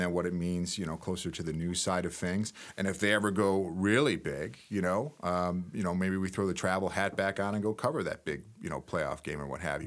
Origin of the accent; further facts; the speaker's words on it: Webster, New York, United States; moved away as an adult; also born or lived in Nebraska; I was, uh, born and raised in Webster, New York, outside of Rochester